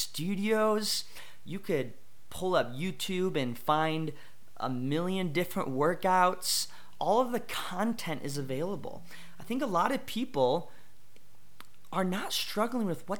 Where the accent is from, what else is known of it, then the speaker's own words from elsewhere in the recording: Kenosha, Wisconsin, United States; I am from Kenosha, Wisconsin. Good old Kenosha. It's great. Loved it.